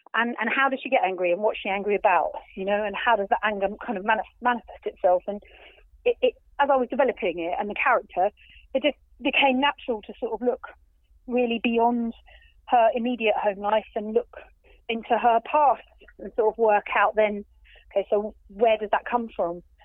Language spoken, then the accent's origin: English; Folkestone, South East England, United Kingdom; it's kind of in my hometown